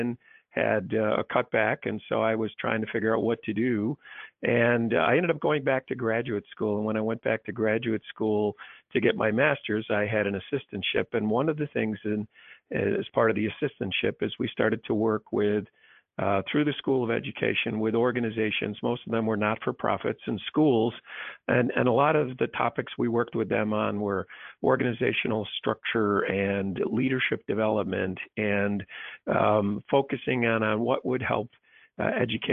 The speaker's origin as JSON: {"language": "English", "region": "New York", "country": "United States", "tie": "born or raised there", "said": "I'm a New Yorker born and bred"}